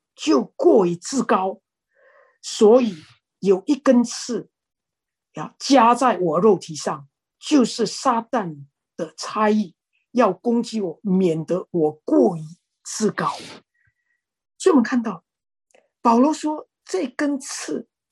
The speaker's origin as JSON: {"language": "Chinese", "country": "Indonesia", "said": "我是印尼的"}